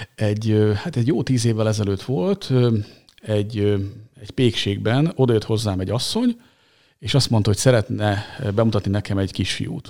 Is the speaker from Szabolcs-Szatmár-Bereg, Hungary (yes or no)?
no; Maroslele, Csongrád-Csanád, Hungary; also born or lived in Szeged